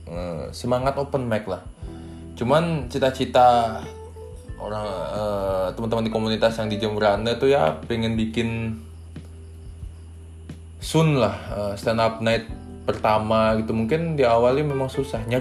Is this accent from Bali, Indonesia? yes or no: yes; Jembrana, Bali, Indonesia; kebetulan di daerah uh, kampung saya sendiri di Jembrane uh, eh, banyak juga yang berminat gitu sama stand up gitu kan